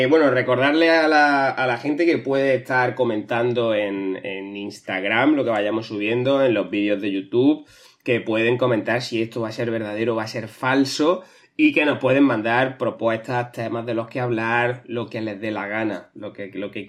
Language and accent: Spanish; Barcelona, Catalonia, Spain; Eh, nada, yo soy de Barcelona. Eh, mi plan ahora es irme a la Barceloneta a pescar.